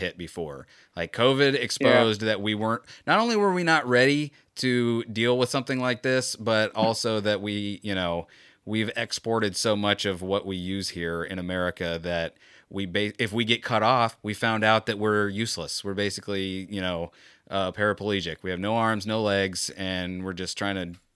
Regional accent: Florida, United States; Growing up in Florida

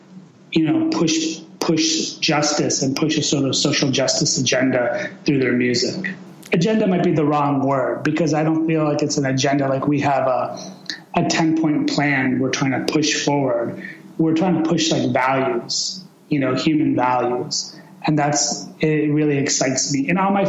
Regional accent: Chicago, Illinois, United States; my parents immigrated to the United States from Iran in 1973, and I was born in 1975 in Chicago. And, I was basically raised in Chicago. I lived 1 year in Iran when I was really, really young.

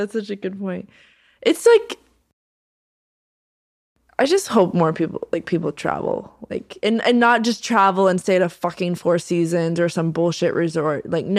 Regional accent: the South, United States; Because I'm from the South and I just don't want to talk about politics.

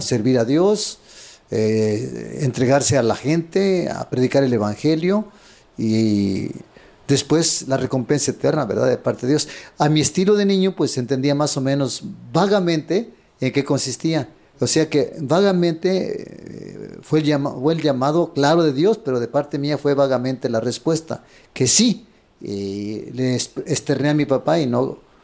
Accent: Apipilulco, Guerrero, Mexico; moved away; also born or lived in Japan; nací en Guerrero. Ajá. En un pueblo de 8000 habitantes llamado Apipilulco, de la parroquia de Cocula Guerrero

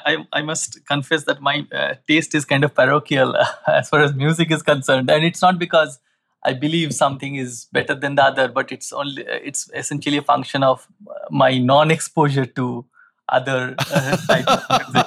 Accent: Kolkata, West Bengal, India; So I come from West Bengal, Calcutta. So that part of the country is also kind of very culturally sensitive, if you will.

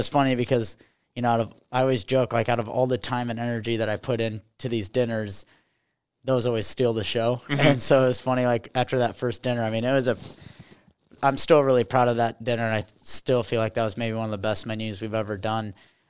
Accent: Nebraska, United States; traditions essentially that I grew up with here in Nebraska.

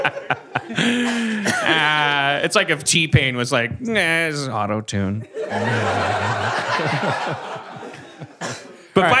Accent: Wisconsin, United States; I'm from Wisconsin

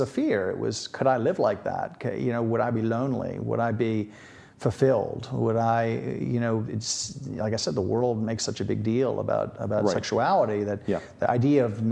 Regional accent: Metairie, Louisiana, United States; also born or lived in Notre Dame, Indiana / Washington, D.C.; I was born there, and I grew up in Old Metairie

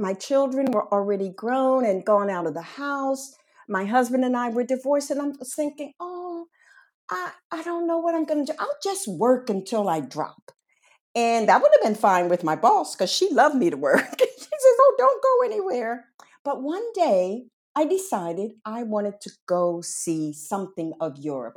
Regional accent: Washington, District of Columbia, United States; moved away as an adult; now in Barcelona, Spain; My hometown was Washington, D C

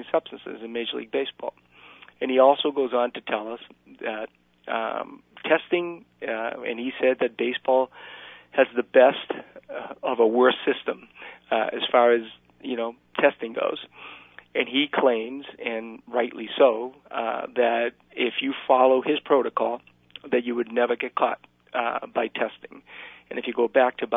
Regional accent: Cuba; moved away; I'm Cuban myself. I was born in Cuba.

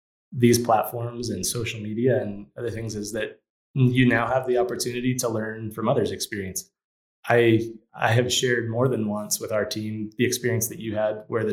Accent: California, United States; also born or lived in Louisiana; now in Colorado Springs, United States; I grew up in California, lived in Louisiana

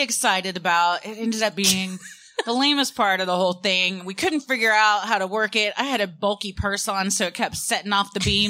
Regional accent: Fort Worth, Texas, United States; I had never been there either because I grew up in Fort Worth. So our field trips, we didn't cross the border into Dallas.

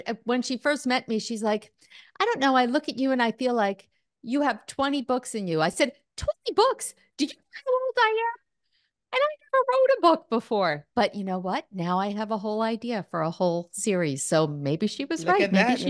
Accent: New York, United States; now in New Jersey, United States; I'm across the river in New Jersey, but I'm actually not from New York City, but from Long Island. So part of New York.

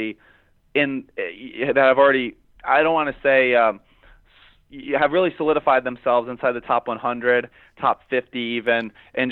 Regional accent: Rhode Island, United States; I grew up in Rhode Island. I grew up playing on indoor tennis

